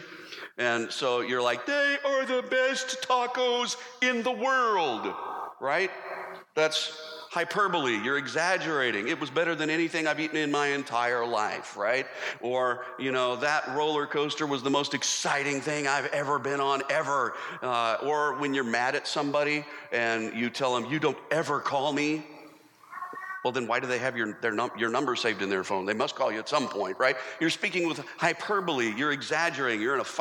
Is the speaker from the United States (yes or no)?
yes; United States; we as American Christians